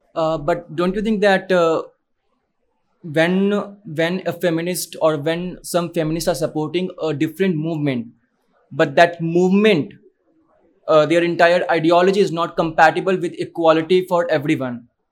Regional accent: Bihar, India; I come from Bihar.

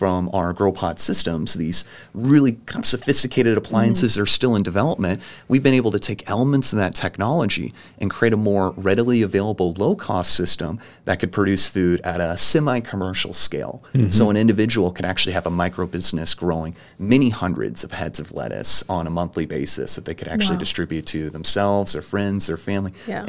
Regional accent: Evansville, Indiana, United States; So I grew up in Evansville. Mm-hmm. This is my town.

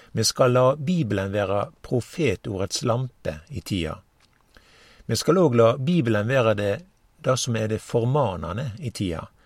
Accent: Norway

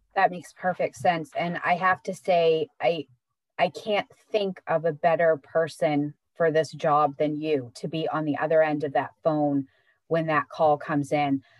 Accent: Searsport, Maine, United States; I was growing up in Searsport

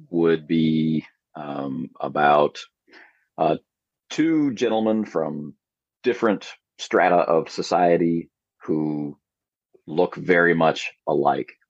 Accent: Canada; now in South Korea; our Thanksgiving here in Korea was early in September, and I'm a Canadian, so that was October.

